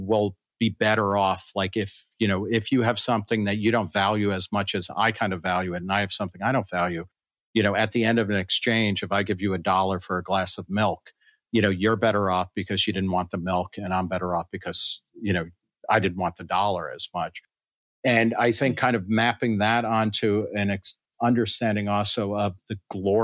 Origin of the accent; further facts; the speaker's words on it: New York City, New York, United States; also born or lived in Lower Manhattan; I was born in Brooklyn. I live in Lower Manhattan